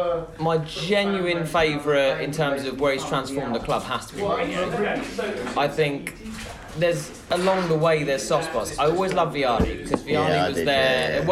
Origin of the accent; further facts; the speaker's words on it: London, United Kingdom; I'm from North West London myself.